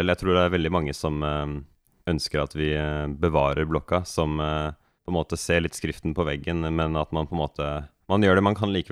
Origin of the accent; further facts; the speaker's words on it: Norway; jeg, som nordmann vil at vi bevarer noe fra den tiden